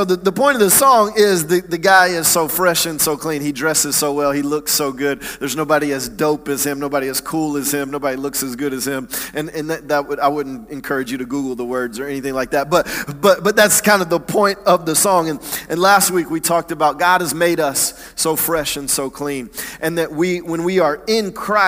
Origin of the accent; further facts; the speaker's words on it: Atlanta, Georgia, United States; I grew up in Atlanta, in the suburbs of Atlanta, not in the church